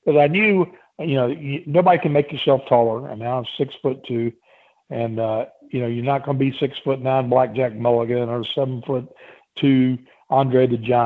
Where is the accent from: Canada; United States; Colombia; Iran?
United States; Chesapeake, Virginia; I grew up in Chesapeake, Virginia.